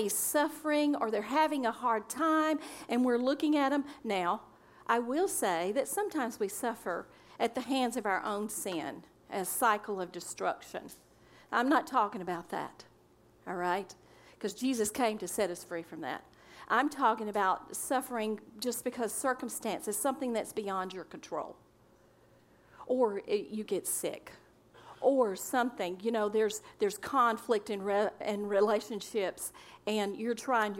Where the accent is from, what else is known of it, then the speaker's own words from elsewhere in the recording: Pinson, Alabama, United States; also born or lived in Brighton, England; I'm from Pinson, Alabama, on a farm with the cows and the chickens and the goats and the pigs.